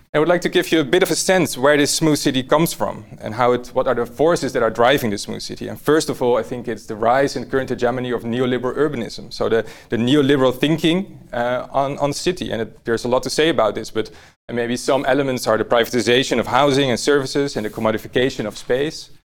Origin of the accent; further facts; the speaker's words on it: Amsterdam, North Holland, Netherlands; I was born here in Amsterdam, uh, not far from here actually.